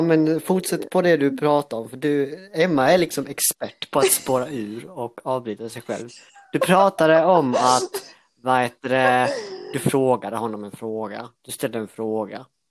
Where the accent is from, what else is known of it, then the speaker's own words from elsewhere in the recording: Älmhult, Kronoberg County, Sweden; now in Växjö, Sweden; Jag är uppvuxen i Älmhult